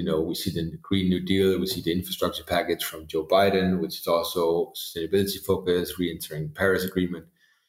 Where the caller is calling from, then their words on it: Denmark; Obviously, a lot of countries now, I'm dialing in from Denmark, are not in the same situation.